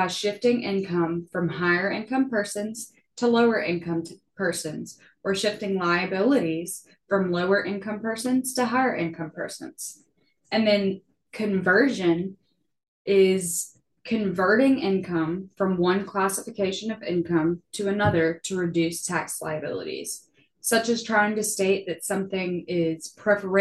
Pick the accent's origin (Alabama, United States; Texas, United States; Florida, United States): Alabama, United States; Mobile; my hometown in Mobile